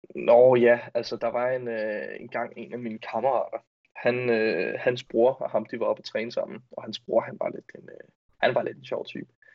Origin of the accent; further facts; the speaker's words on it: north of Roskilde, Zealand, Denmark; der hvor jeg er fra, i, øh, nord for Roskilde